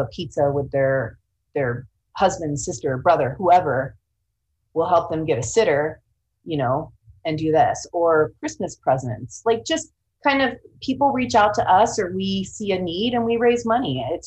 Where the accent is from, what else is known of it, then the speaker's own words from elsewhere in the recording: Sacramento, California, United States; also born or lived in Central Oregon; now in Seattle, United States; I'm originally from the Sacramento area